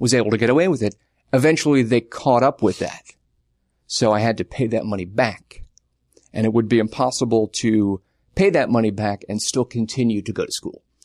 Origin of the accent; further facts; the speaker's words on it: Long Island, New York, United States; moved away as an adult; now in Los Angeles, United States; I grew up on Long Island, twenty minutes away from where Billy Joel grew up